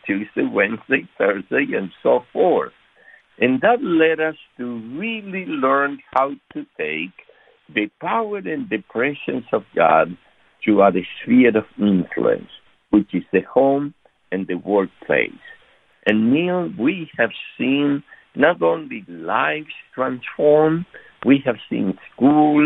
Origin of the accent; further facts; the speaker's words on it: Argentina; moved away; we are from Argentina originally